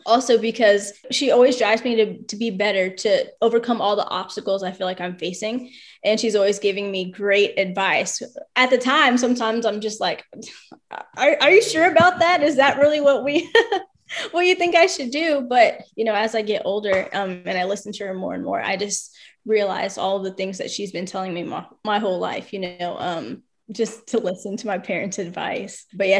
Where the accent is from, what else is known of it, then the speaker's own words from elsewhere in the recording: Alaska, United States; born there; My mom and dad were in the Army for 10 years, so that's why I was born in Alaska.